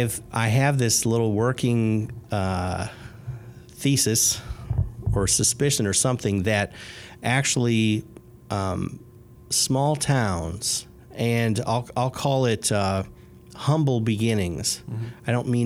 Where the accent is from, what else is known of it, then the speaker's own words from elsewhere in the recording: Chicago, Illinois, United States; now in Indianapolis, United States; So I did not grow up in a small town. I grew up in Chicago, the antithesis of a small town.